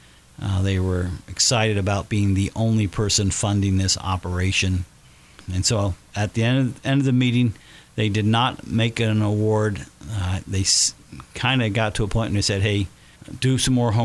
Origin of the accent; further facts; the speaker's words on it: Batesville, Indiana, United States; as a kid growing up in Batesville